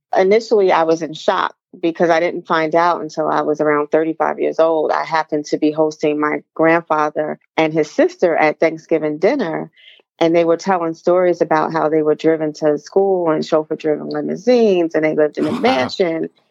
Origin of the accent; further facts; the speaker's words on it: East Orange, New Jersey, United States; I grew up in East Orange, New Jersey